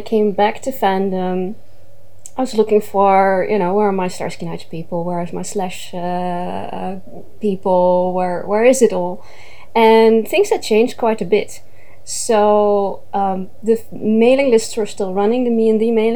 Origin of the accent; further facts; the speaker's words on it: Netherlands; I am Dutch. I'm native from the Netherlands.